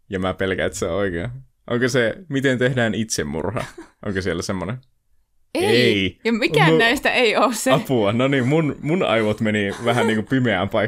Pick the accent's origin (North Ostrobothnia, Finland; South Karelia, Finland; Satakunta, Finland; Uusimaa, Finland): North Ostrobothnia, Finland; Oulu; Me ollaan jotakin oululaisia